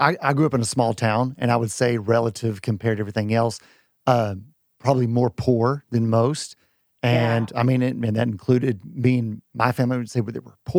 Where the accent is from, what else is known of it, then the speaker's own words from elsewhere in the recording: Gainesville, Texas, United States; Far north Texas. I mean, Gainesville, very small town.